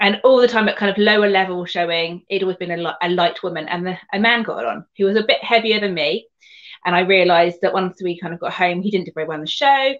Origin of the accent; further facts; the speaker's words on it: Surrey, South East England, United Kingdom; moved away as an adult; also born or lived in Devon; now in Somerset, United Kingdom; I grew up in Surrey